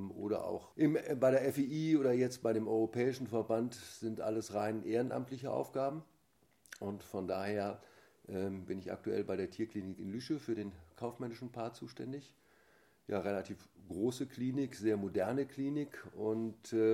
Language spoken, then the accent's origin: German; Essen, North Rhine-Westphalia, Germany; Ich komme gebürtig aus Essen, äh, aus dem Ruhrgebiet und äh, habe da auch so meine erste reiterliche Laufbahn sozusagen beginnen dürfen, vom Familienhaus geprägt.